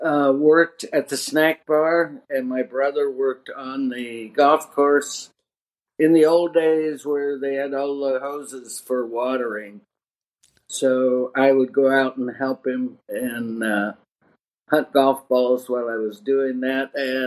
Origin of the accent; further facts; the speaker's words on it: Kirkland, Washington, United States; started there in Kirkland and then moved to the adjacent city.